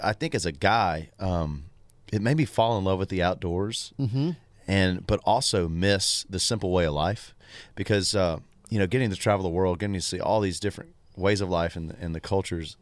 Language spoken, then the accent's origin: English; Tullahoma, Tennessee, United States; born or raised there; moved away